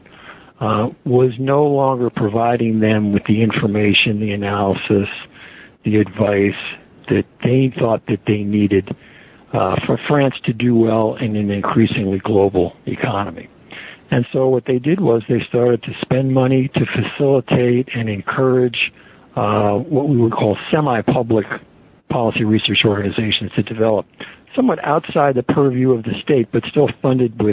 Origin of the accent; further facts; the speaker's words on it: United States; I'm an American